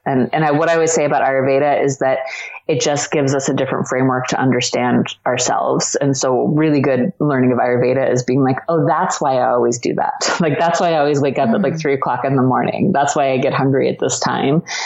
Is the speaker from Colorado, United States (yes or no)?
no; Washington, District of Columbia, United States; I was born in Washington D.C.